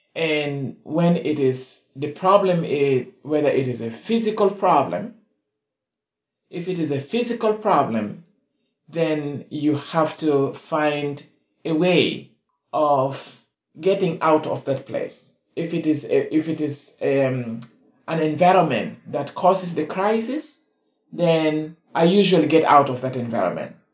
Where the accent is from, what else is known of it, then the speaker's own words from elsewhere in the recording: South Sudan; now in United States; I come originally from the Republic of South Sudan